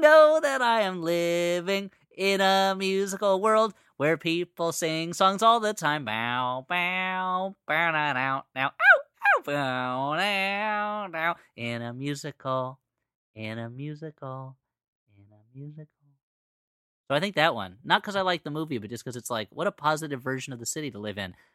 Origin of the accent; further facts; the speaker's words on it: New Jersey, United States; moved away as an adult; now in Los Angeles, United States; I grew up in New Jersey.